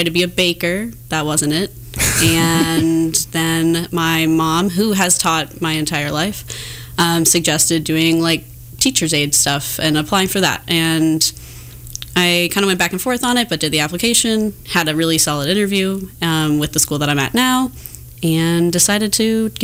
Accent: Overland Park, Kansas, United States; I grew up in Overland Park, Kansas

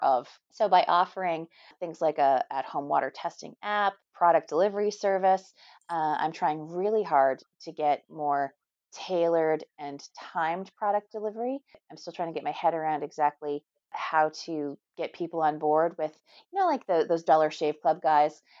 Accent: Canada; Being Canadian

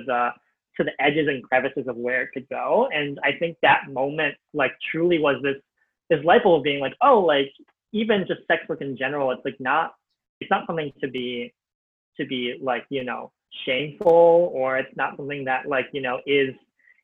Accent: Ohio, United States; moved away as an adult; also born or lived in Cleveland / New York; I grew up in Ohio.

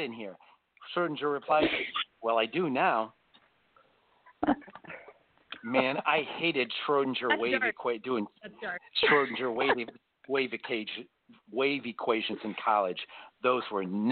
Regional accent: Chicago, Illinois, United States; I'm from Chicago.

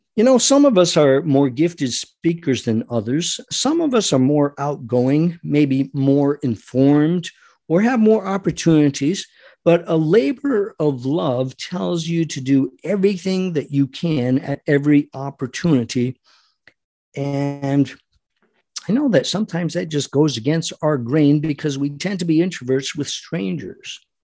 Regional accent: United States; We as American patriots

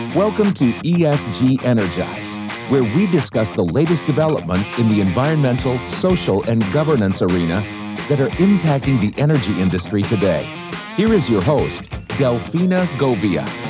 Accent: Germany; English is a second language; moved away as an adult; now in San Diego, United States; I'm originally from Germany, and about 30 years ago, thought it would be actually really need to live in the US

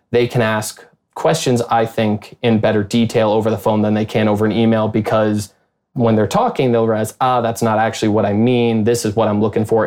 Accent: Chicago, Illinois, United States; moved away as an adult; also born or lived in Wichita, Kansas; I'm from the Chicago area originally

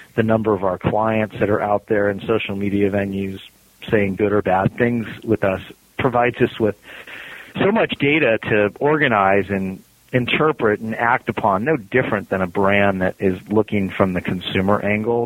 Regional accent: California, United States; now in Cincinnati, United States; I'm from California

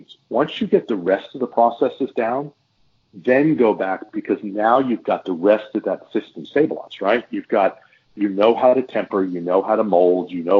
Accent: Texas, United States; we're from Texas

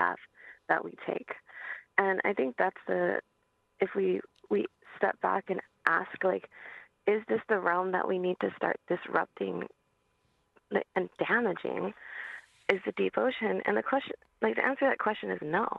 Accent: Hawaii, United States; I'm from Hawaii

